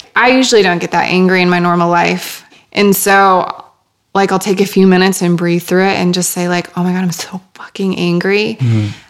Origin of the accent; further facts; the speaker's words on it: Worthington, Minnesota, United States; I am originally from a small town in Minnesota called Worthington